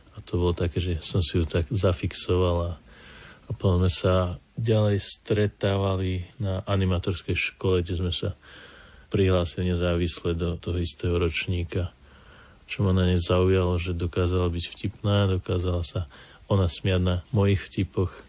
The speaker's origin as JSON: {"language": "Slovak", "town": "Kremnica", "region": "Banská Bystrica Region", "country": "Slovakia", "said": "sme z Kremnice"}